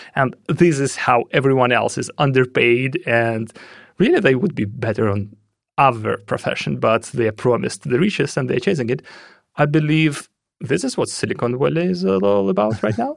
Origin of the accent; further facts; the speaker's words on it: Russia; moved away; I'm originally from Russia